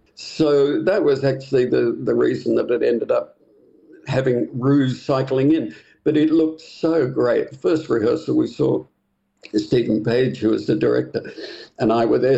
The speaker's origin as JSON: {"language": "English", "town": "Sydney", "region": "New South Wales", "country": "Australia", "moved": "as an adult", "said": "I came from Sydney"}